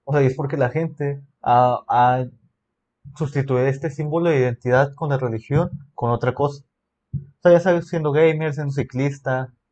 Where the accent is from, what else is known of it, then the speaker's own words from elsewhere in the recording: Mexico; México, o sea, no, no simplemente soy mexicano, no, sino